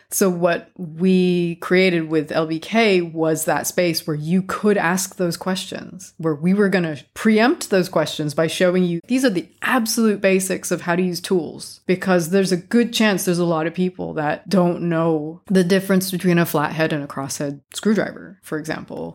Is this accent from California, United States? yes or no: yes; California, United States; moved away as an adult; also born or lived in Japan; now in London, United Kingdom; I'm originally from California